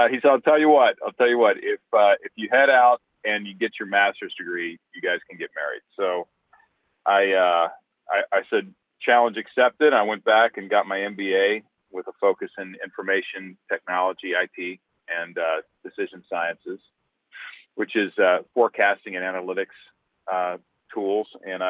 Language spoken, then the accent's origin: English; Central Florida, United States; moved away as an adult; now in Alaska, United States; We grew up down in Central Florida